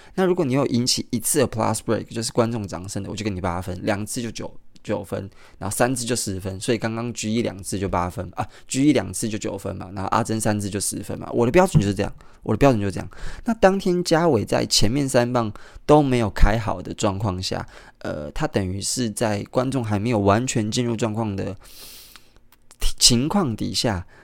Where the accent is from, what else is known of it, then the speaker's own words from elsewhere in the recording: Kaohsiung, Taiwan; moved away; 高雄， 也就是我的家乡